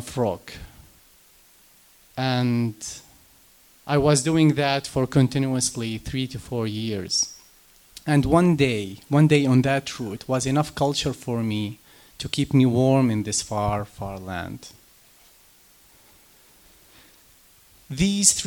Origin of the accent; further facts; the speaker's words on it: Jerusalem, Palestine; moved away; I am from Jerusalem, Palestine.